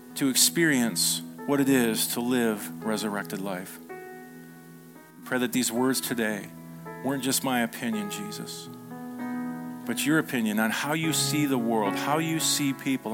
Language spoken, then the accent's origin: English; United States; we were raised in America